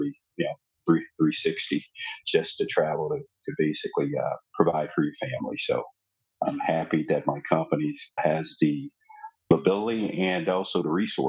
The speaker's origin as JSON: {"language": "English", "town": "Shreveport", "region": "Louisiana", "country": "United States", "tie": "born or raised there", "moved": "yes", "lives_now": "Dallas, United States", "said": "As a kid growing up there"}